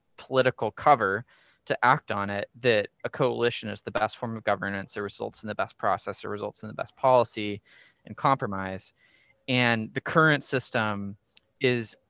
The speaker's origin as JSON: {"language": "English", "town": "Sitka", "region": "Alaska", "country": "United States", "tie": "born or raised there", "said": "Sitka is my hometown"}